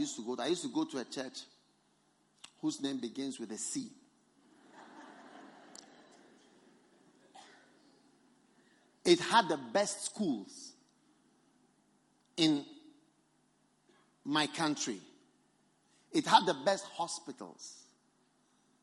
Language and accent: English; Ghana; I have come from Ghana. I've come from Ghana to this Botswana.